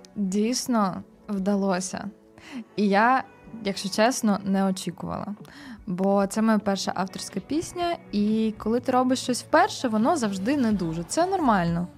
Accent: Kyiv, Ukraine; я народилась, виросла ну, на Позняках. Ага. От, але ну Ки- Київ це моє рідне місто.

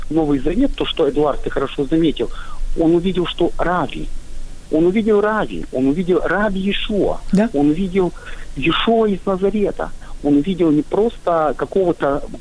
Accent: Odesa, Odesa Oblast, Ukraine; я из Одессы, а Одесса это прекрасный город у Черного моря, и у нас здесь и Жаботинский жил

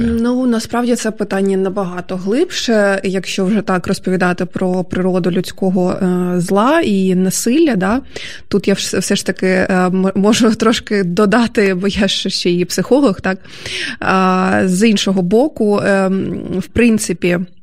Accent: Dnipro, Dnipropetrovsk Oblast, Ukraine; Я ж теж е, зі сходу, насправді я ж е, з Дніпра.

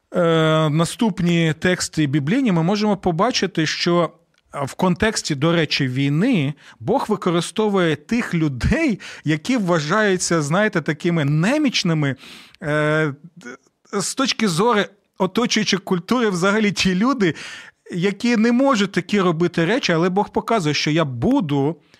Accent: Ukraine; у нас в Україні

